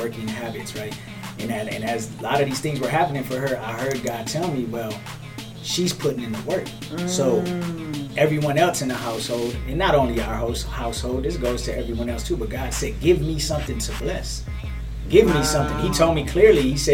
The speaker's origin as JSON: {"language": "English", "town": "Saginaw", "region": "Michigan", "country": "United States", "tie": "born or raised there", "moved": "as an adult", "lives_now": "Grand Rapids, United States", "said": "Born and raised in Saginaw, Michigan."}